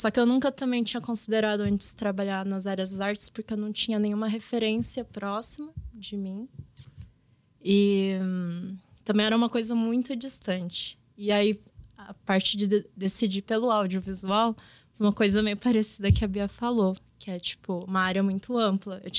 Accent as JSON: {"language": "Portuguese", "town": "Pindamonhangaba", "region": "São Paulo", "country": "Brazil", "tie": "born or raised there", "said": "eu cresci no interior, né, de São Paulo. Eu cresci em Pindamonhangaba, ali na região do Vale do Paraíba. É uma região muito industrial."}